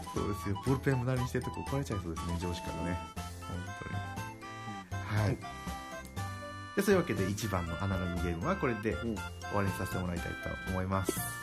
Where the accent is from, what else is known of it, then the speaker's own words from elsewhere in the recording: Nagasaki, Japan; 私は長崎で